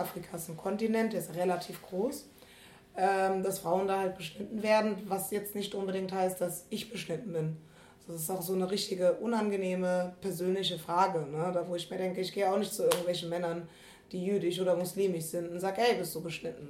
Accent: Germany; ich bin aus dem Rheinland, nur weil wir Karneval feiern

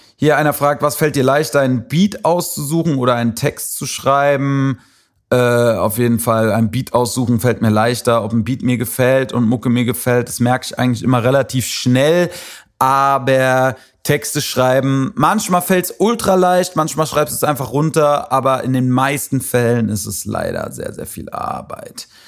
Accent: Wiesbaden, Hesse, Germany; also born or lived in Frankfurt; Ist ja so meine Heimatstadt, in der ich aufgewachsen bin

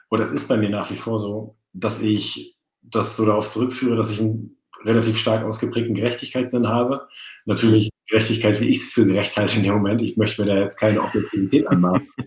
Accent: Norderney, Lower Saxony, Germany; Föhr. Auf nee, Norderney. Föhr, Föhr waren die anderen.

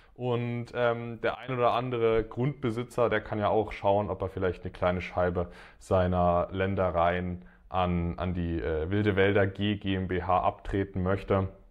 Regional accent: Dresden, Saxony, Germany; in Dresden, in meiner Heimat

